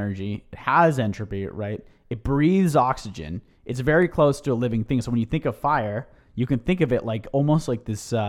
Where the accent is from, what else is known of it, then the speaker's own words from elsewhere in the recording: Mill Valley, California, United States; Scott Dunbar is a man who we grew up with in Mill Valley